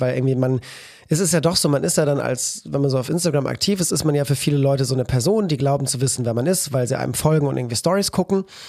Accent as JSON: {"language": "German", "town": "Cologne", "region": "North Rhine-Westphalia", "country": "Germany", "said": "als Kölner"}